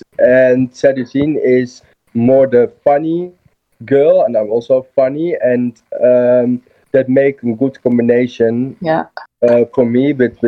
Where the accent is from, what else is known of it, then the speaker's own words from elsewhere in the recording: Rotterdam, South Holland, Netherlands; English is a second language; We are both from Rotterdam, yes.